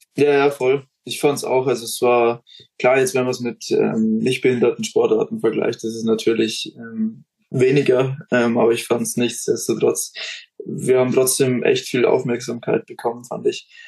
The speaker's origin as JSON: {"language": "German", "town": "Neumarkt", "region": "Bavaria", "country": "Germany", "said": "Neumarkt, da wo ich herkomme"}